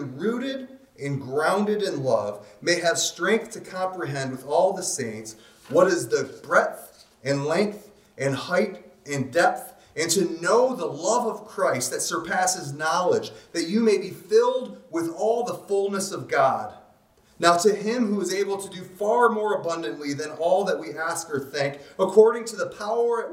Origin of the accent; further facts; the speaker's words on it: Alaska, United States; I'm from Alaska